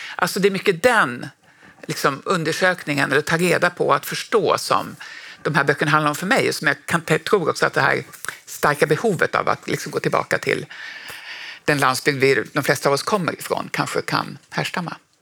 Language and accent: Swedish; Norrbotten County, Sweden; jag är ju också från Norrbotten